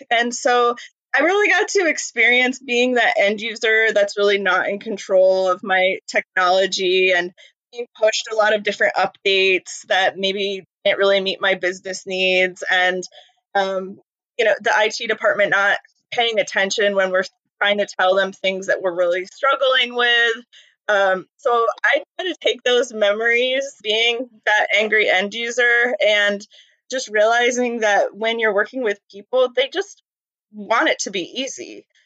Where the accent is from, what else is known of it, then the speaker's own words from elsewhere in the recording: New York, United States; also born or lived in Maine; So I was born in born in Maine, um, moved to New York with my family, where my mom's uh, family mostly lives. Um, in upstate New York, very snowy New York, country New York, not New York City like at all.